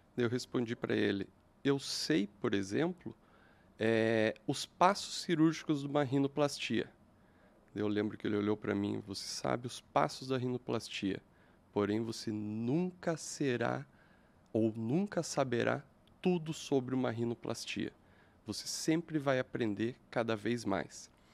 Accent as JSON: {"language": "Portuguese", "region": "interior of Santa Catarina", "country": "Brazil", "moved": "as an adult", "lives_now": "Curitiba, Brazil", "said": "Eu venho de uma cidade pequena do interior de Santa Catarina"}